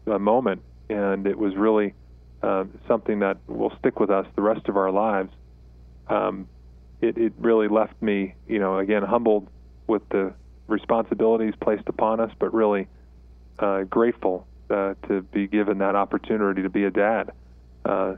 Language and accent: English; South Shore of Long Island, New York, United States; moved away as an adult; now in Colorado Springs, United States; I grew up in New York. Was born on the South Shore of Long Island